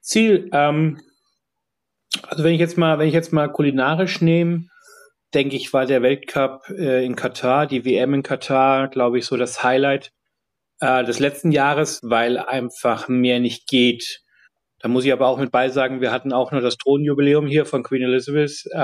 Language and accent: German; Munich, Bavaria, Germany; now in London, United Kingdom; München ist eine schöne Stadt, ist äh, meine Heimatstadt, fühle ich mich sehr wohl zu Hause.